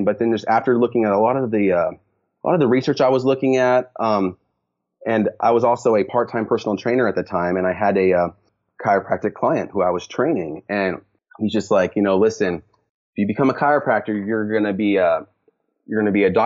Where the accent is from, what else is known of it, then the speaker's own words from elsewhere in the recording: Lake Tapps, Washington, United States; moved away; I grew up in Seattle, Washington, more specifically about 45 minutes south of Seattle in the area called Lake Taps.